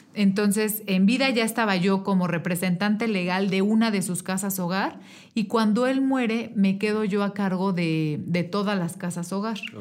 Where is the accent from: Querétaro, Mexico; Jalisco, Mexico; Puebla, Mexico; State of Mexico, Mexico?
Querétaro, Mexico; yo soy una mujer queretana, nací aquí hace 33 años, aquí en el Hospital Margarita